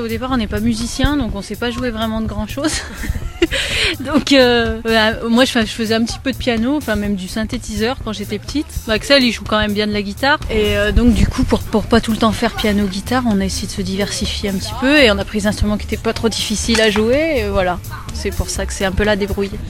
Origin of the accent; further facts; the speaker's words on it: Roanne, Auvergne-Rhône-Alpes, France; on est de Roanne, donc c'est à côté de Saint-Étienne, dans la Loire